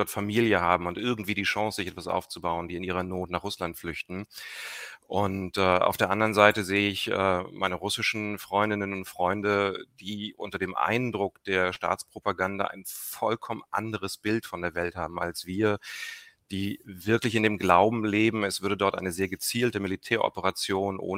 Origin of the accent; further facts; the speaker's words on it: East Germany, Germany; ich bin als Kind in der DDR geboren. Ich weiß, wie es ist, in einem medial abgeschotteten Umfeld aufzuwachsen